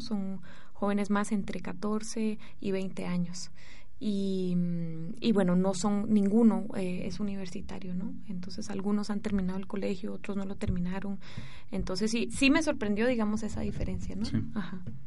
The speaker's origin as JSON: {"language": "Spanish", "country": "Costa Rica", "tie": "born or raised there", "moved": "as an adult", "lives_now": "Guatemala", "said": "soy de padre guatemalteco y de madre francesa, pero crecí en Costa Rica. Y hace cuatro años que vivo en Guatemala"}